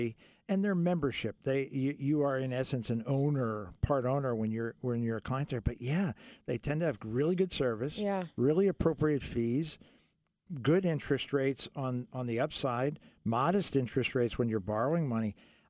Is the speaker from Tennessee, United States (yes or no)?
yes; Tennessee, United States; I'm from Tennessee.